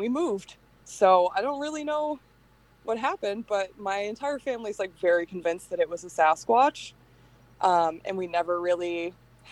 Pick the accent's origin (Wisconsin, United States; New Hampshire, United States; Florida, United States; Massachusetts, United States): New Hampshire, United States; Hampton; I grew up in Hampton, New Hampshire, which is one of the like five seacoast towns